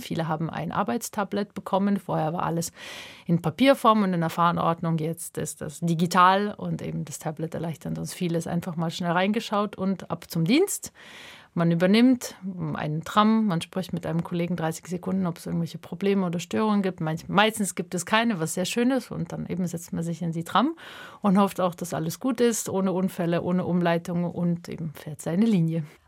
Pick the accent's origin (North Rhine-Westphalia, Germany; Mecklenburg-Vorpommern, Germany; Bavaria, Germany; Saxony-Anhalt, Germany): Bavaria, Germany; Lower; moved away as an adult; also born or lived in Kazakhstan / Leipzig; now in Basel, Switzerland; Ich bin in Niederbayern aufgewachsen und dann vor knapp jetzt neun Jahren kam ich in die Schweiz zum Studieren und nach Basel.